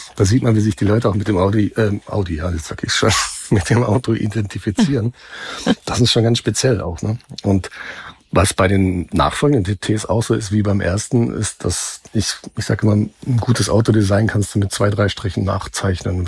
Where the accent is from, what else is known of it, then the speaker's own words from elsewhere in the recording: North Rhine-Westphalia, Germany; moved away; ich komme aus Westfalen ursprünglich